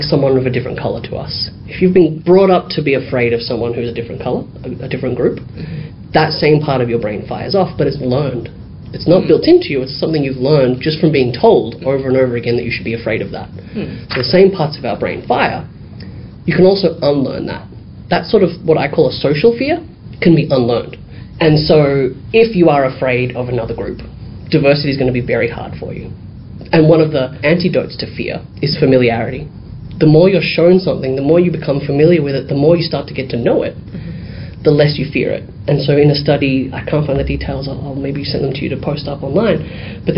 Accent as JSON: {"language": "English", "town": "Dandenong", "region": "Victoria", "country": "Australia", "tie": "born or raised there", "said": "I grew up in Dandenong, which is pretty much like Footscray, very diverse"}